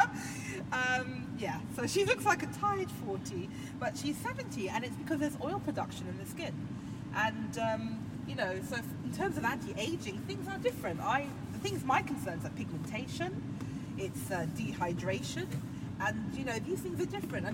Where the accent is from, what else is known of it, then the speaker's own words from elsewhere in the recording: London, United Kingdom; I grew up very central London. I grew up near Marble Arch, which is like the centre of the known universe